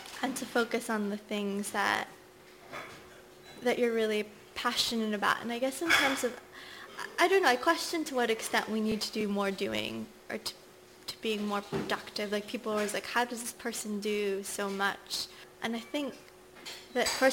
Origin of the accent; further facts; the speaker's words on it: Nigeria; moved away; So I was born in Nigeria. I had always wanted to go back, and I finally went back last year after nearly 30 years.